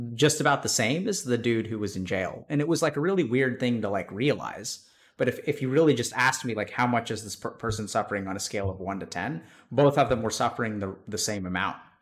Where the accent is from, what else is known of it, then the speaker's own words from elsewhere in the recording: East Texas, United States; moved away as an adult; also born or lived in Austin, Texas; I grew up in Texas, East Texas